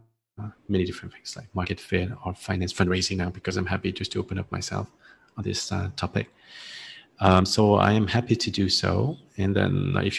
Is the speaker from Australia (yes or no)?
no; France; accent: French; now in Ho Chi Minh City, Vietnam; my French accent